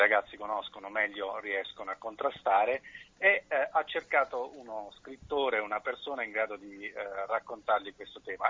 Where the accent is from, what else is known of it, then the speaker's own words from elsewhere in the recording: Bari, Apulia, Italy; also born or lived in Lecce; nella città dove sono cresciuto, che è Bari, io sono nato a Lecce